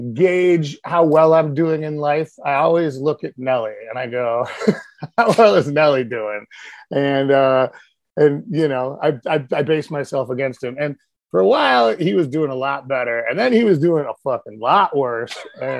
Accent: University City, Missouri, United States; now in Chicago, United States; I am originally from Missouri. I grew up in like outside of St. Louis.

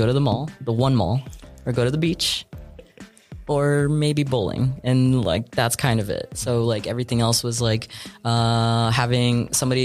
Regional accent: Brownsville, Texas, United States; moved away as an adult; also born or lived in San Antonio, Texas / Puerto Rico (ancestry); now in Austin, United States; I was born in San Antonio, and then fourth grade, I moved down to Brownsville, the Valley. I stayed down there till... I graduated from high school

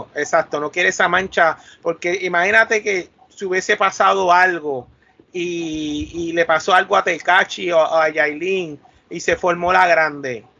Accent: Puerto Rico; Nosotros, los mismos poricuas

